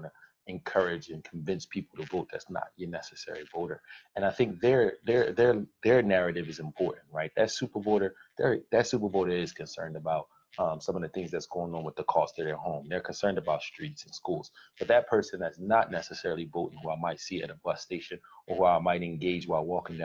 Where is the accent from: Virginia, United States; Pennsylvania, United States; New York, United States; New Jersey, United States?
Pennsylvania, United States; Philadelphia; I grew up in Philadelphia